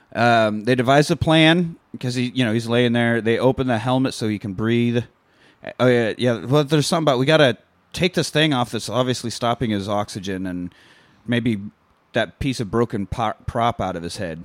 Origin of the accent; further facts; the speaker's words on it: Kansas, United States; I grew up in Kansas and not Japan